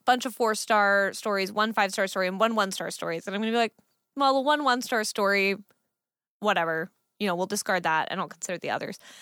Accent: Fremont, California, United States; I grew up in Fremont, which is a city in California

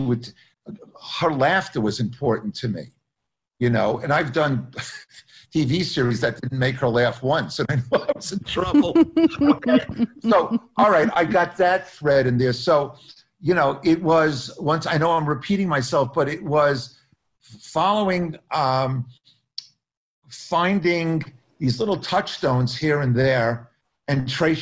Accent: Long Island, New York, United States; I'm another Jew from Long Island

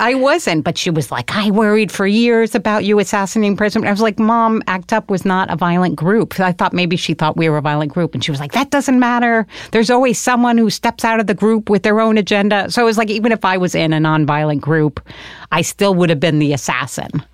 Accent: Connecticut, United States; moved away; also born or lived in New York City; was born in New York City, but I'm from Connecticut

